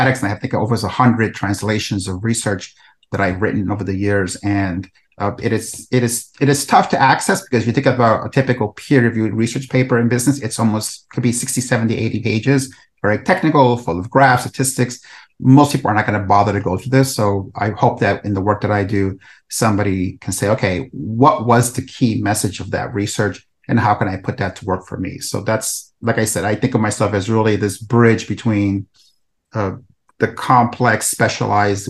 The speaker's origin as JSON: {"language": "English", "town": "New York City", "region": "New York", "country": "United States", "tie": "born or raised there", "also_born_or_lived": "El Salvador", "said": "I'm originally from El Salvador, and I came to the U.S. when I was about 10. I was a war refugee and grew up in the South Bronx in New York City"}